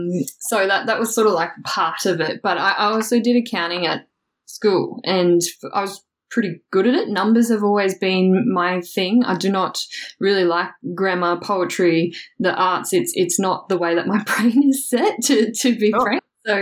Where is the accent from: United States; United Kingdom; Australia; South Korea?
Australia; Toowoomba, Queensland; So I guess I'm originally from Toowoomba, which is a little bit outside of Brisbane. So grew up born, bred, Toowoomba girl.